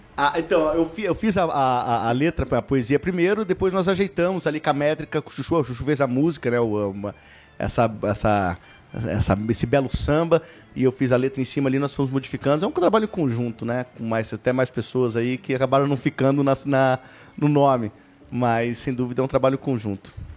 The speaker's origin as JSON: {"language": "Portuguese", "town": "Ponta Grossa", "region": "Paraná", "country": "Brazil", "tie": "born or raised there", "also_born_or_lived": "Vitória, Espírito Santo", "said": "acabei nascendo, mas logo, com nove, com, é, em noventa e quatro, vim pra Ponta Grossa"}